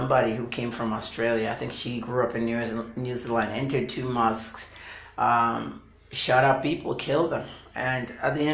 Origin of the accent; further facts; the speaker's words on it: United States; now in Nigeria; I've been watching Tucker Carlson when I was growing up in America